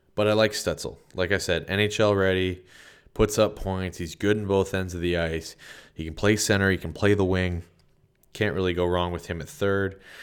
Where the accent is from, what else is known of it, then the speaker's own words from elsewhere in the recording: Sudbury, Ontario, Canada; moved away; I'm from Sudbury. My entire family lives there